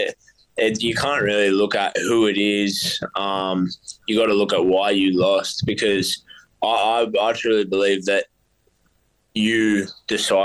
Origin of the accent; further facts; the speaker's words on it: Central Coast, New South Wales, Australia; I've felt nothing but love from my hometown, and I feel like they're all right behind me. The Central Coast has been like so supportive